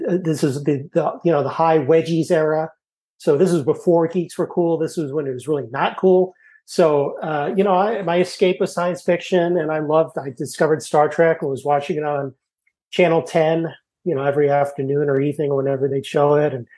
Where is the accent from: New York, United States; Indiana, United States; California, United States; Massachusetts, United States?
Massachusetts, United States; Martha's Vineyard; also born or lived in Hanover, New Hampshire; I grew up in Martha's Vineyard.